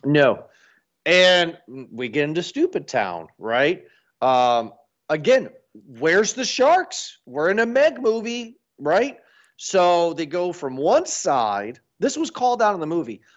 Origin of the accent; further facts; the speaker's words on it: United States; I'm American